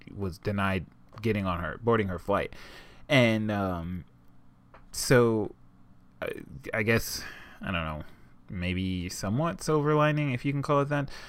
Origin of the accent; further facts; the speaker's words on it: United States; I am dirty American